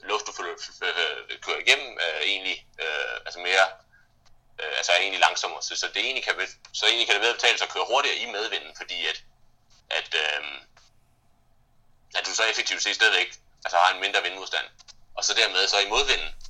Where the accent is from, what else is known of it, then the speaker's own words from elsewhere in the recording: Brussels, Brussels-Capital Region, Belgium; now in Denmark; Jeg, jeg voksede op i Bruxelles, øh, som ligger midt imellem, øh, hvad hedder det, øh, Vallonien og, og, og Flandern.